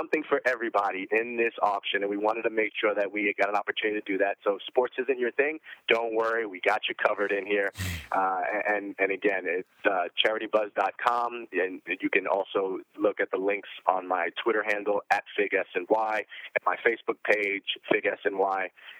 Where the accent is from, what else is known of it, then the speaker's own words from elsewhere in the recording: Arizona, United States; For instance, I'm from Arizona.